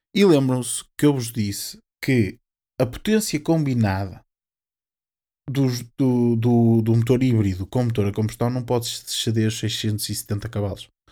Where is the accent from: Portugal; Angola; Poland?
Portugal; nós, sendo portugueses